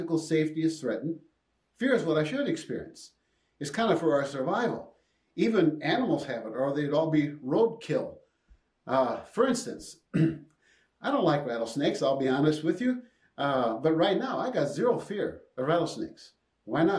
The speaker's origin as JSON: {"language": "English", "town": "Jackson", "region": "Minnesota", "country": "United States", "tie": "born or raised there", "said": "On that little farm I grew up in Jackson, Minnesota"}